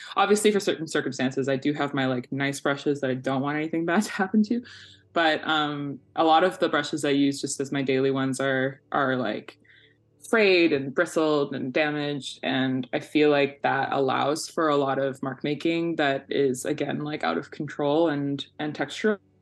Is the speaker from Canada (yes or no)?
yes; Victoria, British Columbia, Canada; now in Vancouver, Canada; I currently live in so called Vancouver, but I'm originally from uh, so called Victoria